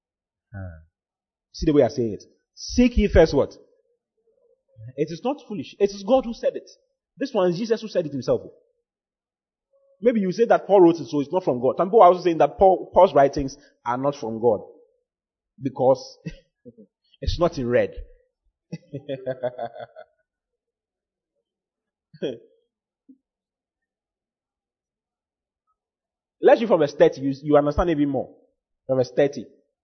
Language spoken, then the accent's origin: English; Accra, Greater Accra, Ghana; moved away as an adult; now in Kumasi, Ghana; I'm from Accra.